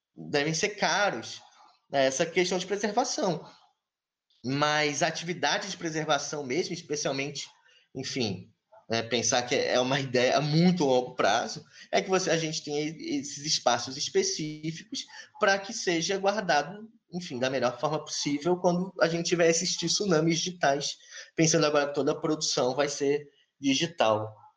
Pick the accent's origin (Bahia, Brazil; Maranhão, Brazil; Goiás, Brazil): Goiás, Brazil; Goiânia; moved away; Eu sou de Goiânia